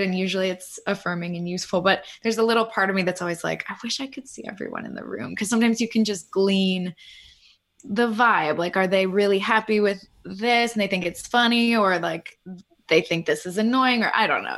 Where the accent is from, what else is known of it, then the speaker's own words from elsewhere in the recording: Pittsburgh, Pennsylvania, United States; I grew up in Pittsburgh